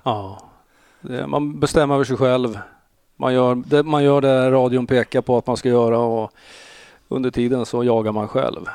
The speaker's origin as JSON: {"language": "Swedish", "town": "Eskilstuna", "region": "Södermanland", "country": "Sweden", "also_born_or_lived": "Växjö", "moved": "as an adult", "lives_now": "Stockholm, Sweden", "said": "jag är från Eskilstuna"}